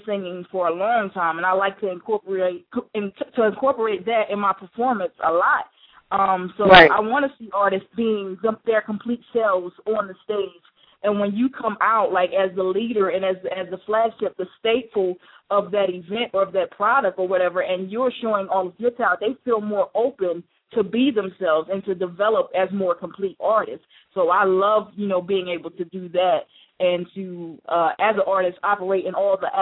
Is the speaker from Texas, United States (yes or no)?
no; Chester, Pennsylvania, United States; I'm actually originally from Chester, Pennsylvania